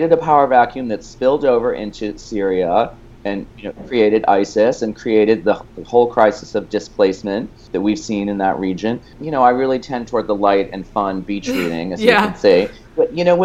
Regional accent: Boston, Massachusetts, United States; moved away as an adult; now in New York City, United States; I'm originally from the Boston area, and I definitely grew up, even though you wouldn't know it from my last name, which is on my father's side, Irish. I'm actually more Lebanese than Irish, and I grew up in the Boston area

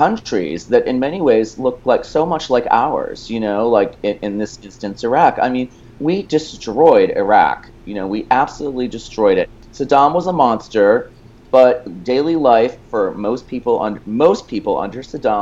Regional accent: Boston, Massachusetts, United States; moved away as an adult; now in New York City, United States; I'm originally from the Boston area, and I definitely grew up, even though you wouldn't know it from my last name, which is on my father's side, Irish. I'm actually more Lebanese than Irish, and I grew up in the Boston area

